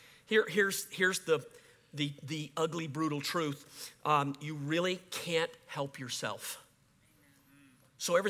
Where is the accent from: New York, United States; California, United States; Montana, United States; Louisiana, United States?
Louisiana, United States; Cajun; I'm a Cajun